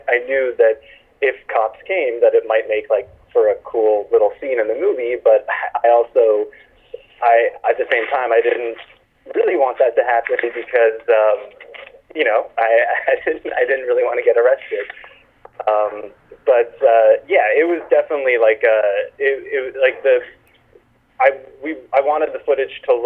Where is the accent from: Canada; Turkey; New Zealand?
Canada; I'm Canadian